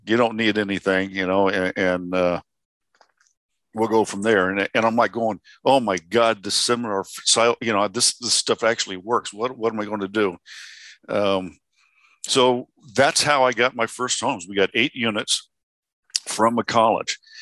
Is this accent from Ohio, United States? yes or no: no; Indiana, United States; now in Arizona, United States; I'm originally from Indiana